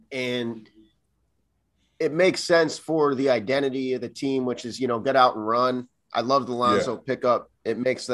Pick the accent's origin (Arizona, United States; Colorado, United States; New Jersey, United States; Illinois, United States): Illinois, United States; Batavia; I'm from Batavia